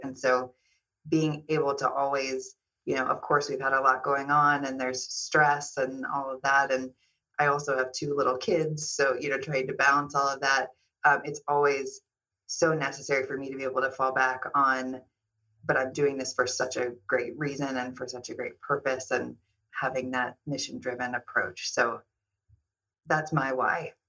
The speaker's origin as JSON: {"language": "English", "town": "Kansas City", "country": "United States", "tie": "born or raised there", "also_born_or_lived": "Southern California", "moved": "yes", "lives_now": "Los Angeles, United States", "said": "I'm originally from Kansas City."}